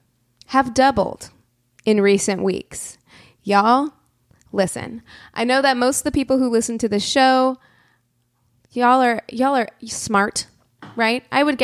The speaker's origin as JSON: {"language": "English", "town": "Springfield", "region": "Missouri", "country": "United States", "tie": "born or raised there", "said": "in my hometown of Springfield, Missouri"}